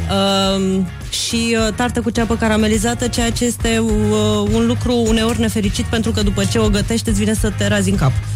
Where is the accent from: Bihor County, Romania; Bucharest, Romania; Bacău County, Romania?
Bacău County, Romania; Bacău; moved away; Eu sunt din Moldova